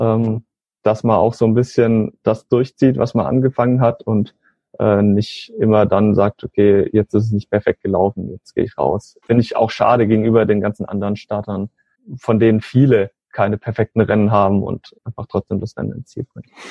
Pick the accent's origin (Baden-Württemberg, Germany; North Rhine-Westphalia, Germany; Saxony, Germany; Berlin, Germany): Baden-Württemberg, Germany; Northern Black Forest, Calw region; ich komme äh, so aus dem Nordschwarzwald äh, in der Region Kalf